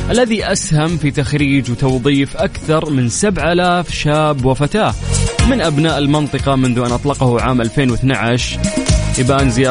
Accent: Saudi Arabia; ونعرف قديش المصريين غاليين على قلوبنا كسعوديين

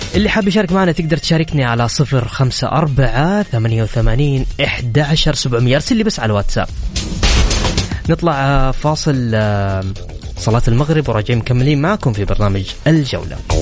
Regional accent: Saudi Arabia

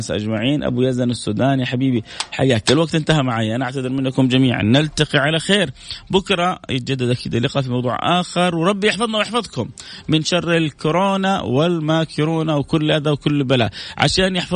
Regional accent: Palestine; now in Riyadh, Saudi Arabia; السلام عليكم ورحمه الله وبركاته مساء الورد يا ورد … من فلسطين من الرياض الان في الدوام

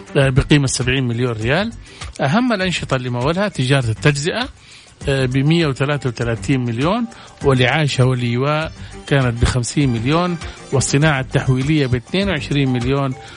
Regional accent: Saudi Arabia; عندنا في السعودية

